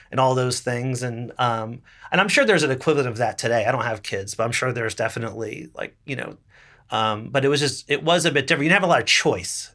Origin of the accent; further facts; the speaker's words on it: Little Falls, New Jersey, United States; moved away as an adult; also born or lived in Boston; now in New York, United States; I grew up twelve miles away, roughly, in Little Falls, New Jersey